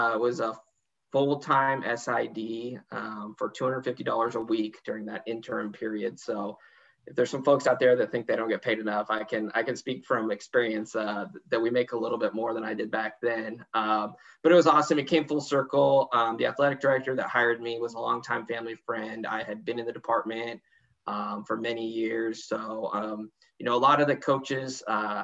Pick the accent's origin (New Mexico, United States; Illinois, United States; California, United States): California, United States; Orange County; also born or lived in Arizona / China; My family moved out here and then was kind of in the Orange County area pretty much my whole life